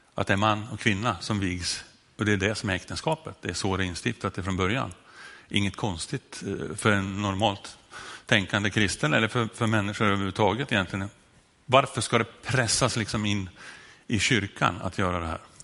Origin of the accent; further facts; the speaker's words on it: Sundsvall, Västernorrland County, Sweden; Här har jag dialektalt problem, därför att jag kommer från Sundsvall och där när jag säger lugn så låter det som med ö